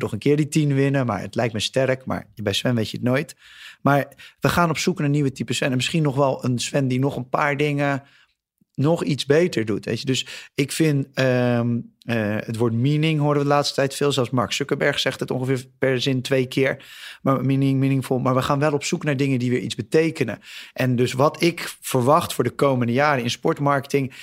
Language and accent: Dutch; Netherlands; als Nederlander